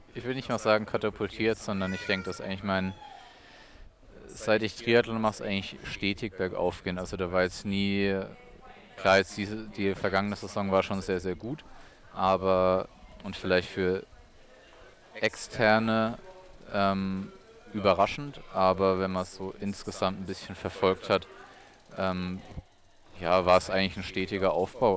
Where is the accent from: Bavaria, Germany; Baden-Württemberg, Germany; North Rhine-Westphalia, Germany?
Baden-Württemberg, Germany; Weinheim; also born or lived in Odenwald / Heidelberg; ich war im Schwimmverein in Weinheim, äh, meiner Heimatstadt, wo ich auch aufgewachsen bin